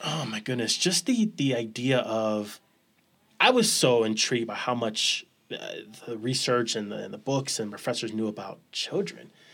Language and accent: English; Los Angeles, California, United States; moved away; also born or lived in San Jose, California; Born and raised, uh, South Central Los Angeles